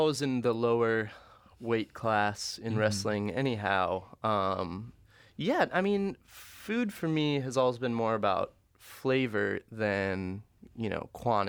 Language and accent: English; Corner Cross, Oklahoma, United States; I grew up in Corner Cross, you know.